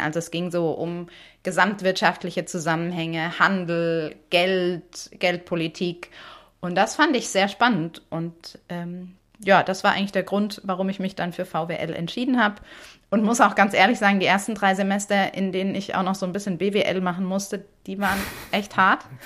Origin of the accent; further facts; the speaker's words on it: Germany; first language German; Deutsch ja zum Glück meine Muttersprache